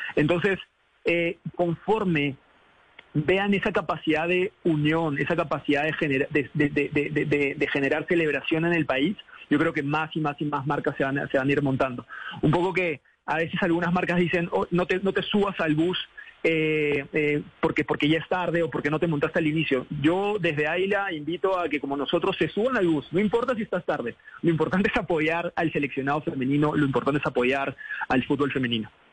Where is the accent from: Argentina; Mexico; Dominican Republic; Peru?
Peru; now in Colombia; siendo peruano